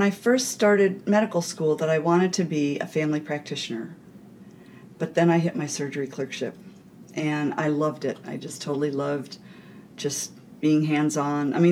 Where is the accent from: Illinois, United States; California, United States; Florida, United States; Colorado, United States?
California, United States; also born or lived in Niagara Falls, New York / Pennsylvania; I was born in Niagara Falls, New York, and when I was three, we moved to Pennsylvania. Then we moved back to New York. When I was nine, we finally moved to California.